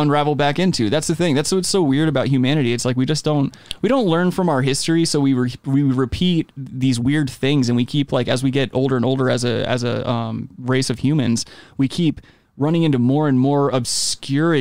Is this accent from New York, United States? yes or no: no; Myrtle Beach, South Carolina, United States; I was born and raised in Myrtle Beach